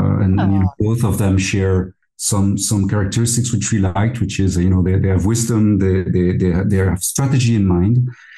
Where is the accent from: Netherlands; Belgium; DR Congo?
Belgium; Liège, Wallonia; moved away as an adult; now in Luxembourg; So as you said, I was born in Belgium, in Liège.